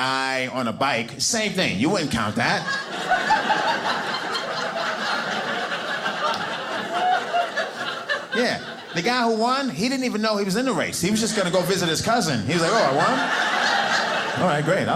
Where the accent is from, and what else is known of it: New York City, New York, United States; born or raised there; moved away as an adult; now in Provo, United States